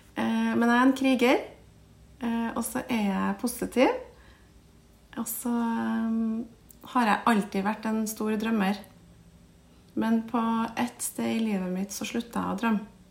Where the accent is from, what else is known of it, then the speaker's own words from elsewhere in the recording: Trondheim, Trøndelag, Norway; accent: Trøndersk; jeg vokste opp på Kolstad. Eh, Kolstad ramp. Eh, rett ved siden av Heimdal